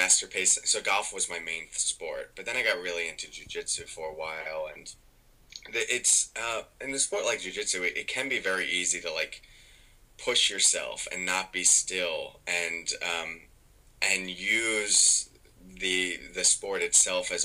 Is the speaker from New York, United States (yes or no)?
yes; New York, United States; I'm from New York